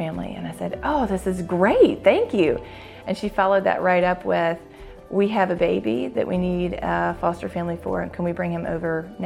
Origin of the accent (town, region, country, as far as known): Jackson, Mississippi, United States; born or raised there